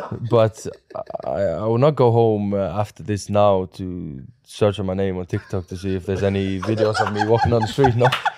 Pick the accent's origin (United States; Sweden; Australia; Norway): Norway; For me, my hometown is also beautiful in its own way, you know, with the farms and everything around.